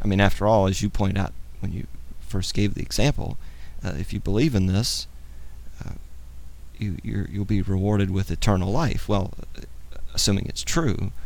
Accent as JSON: {"language": "English", "country": "United States", "tie": "born or raised there", "said": "I happen to have been born in the United States"}